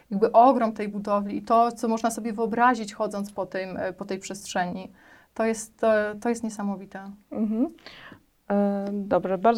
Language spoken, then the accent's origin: Polish; Warsaw, Masovian Voivodeship, Poland; przyjechałam z Warszawy i że nic nie wiem o Śląsku, że nie jestem stąd.